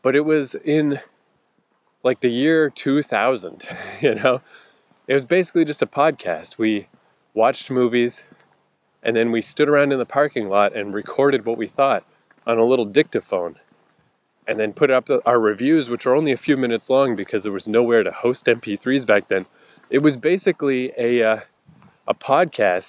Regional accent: Fredericton, New Brunswick, Canada; moved away; my hometown, it's Fredericton, New Brunswick

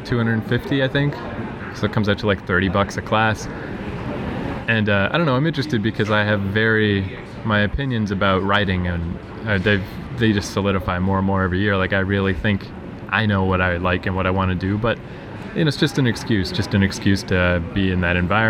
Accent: Fredericton, New Brunswick, Canada; moved away; I'm from Fredericton

